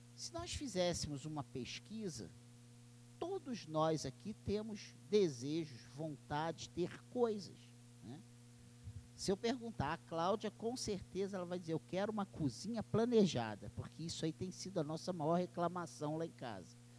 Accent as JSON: {"language": "Portuguese", "town": "Barbacena", "region": "Minas Gerais", "country": "Brazil", "tie": "born or raised there", "said": "Quando eu era criança, lá em Barbacena"}